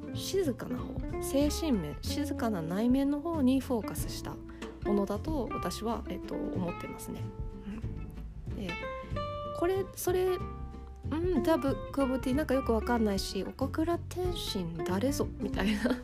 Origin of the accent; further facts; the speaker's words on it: Japan; 日本で生まれ育った